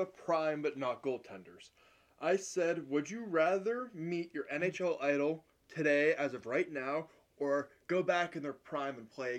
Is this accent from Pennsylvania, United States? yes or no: yes; Erie, Pennsylvania, United States; growing up in Erie